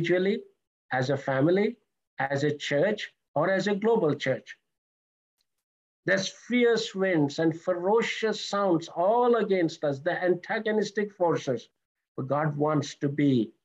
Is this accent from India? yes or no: yes; India; moved away; I'm originally from India, so that's where I was saved